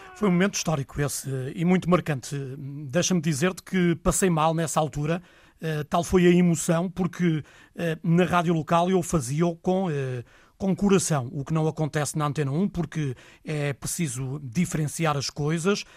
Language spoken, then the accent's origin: Portuguese; Vila do Conde, Norte, Portugal; also born or lived in Azurara; nasci ehm, em Vila do Conde, nasci em casa, eh, lá vivi até casar